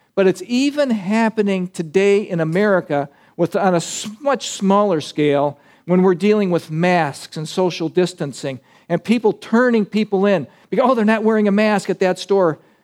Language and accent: English; United States; as American Christians